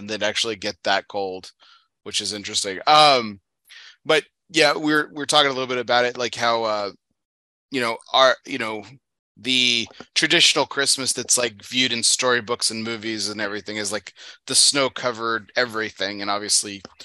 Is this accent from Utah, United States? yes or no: no; Texas, United States; I'm from Texas